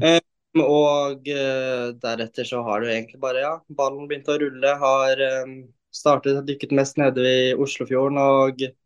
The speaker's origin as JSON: {"language": "Norwegian", "region": "Oslo", "country": "Norway", "said": "jeg er jo da fra Oslo. Jeg er 19 år"}